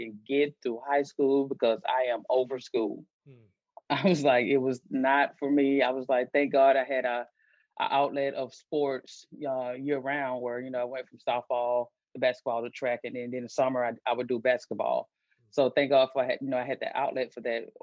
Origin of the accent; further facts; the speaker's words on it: Albany, Georgia, United States; moved away as an adult; also born or lived in Concordia, Kansas; I'm from Albany, Georgia